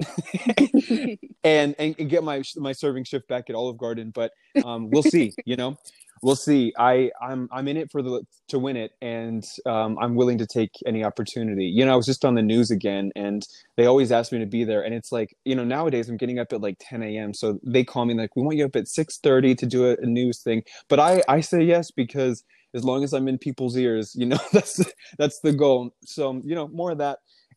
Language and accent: English; United States; we're American